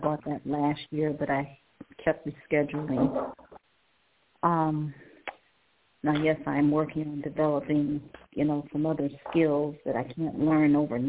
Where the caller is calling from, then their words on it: Cleveland, Ohio, United States; Cleveland, Ohio.